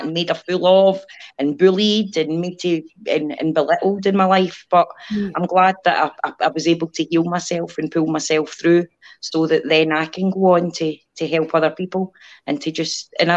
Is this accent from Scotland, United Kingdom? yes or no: yes; Scotland, United Kingdom; I'm from Scotland.